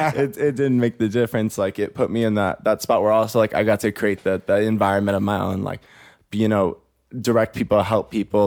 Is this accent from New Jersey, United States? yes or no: no; Bakersfield, California, United States; moved away as an adult; now in Los Angeles, United States; My story starts in the beautiful rich town of Bakersfield, California